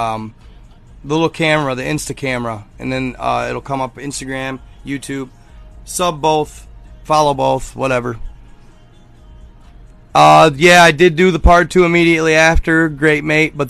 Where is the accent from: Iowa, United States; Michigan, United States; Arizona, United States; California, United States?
Michigan, United States; I'm from Michigan.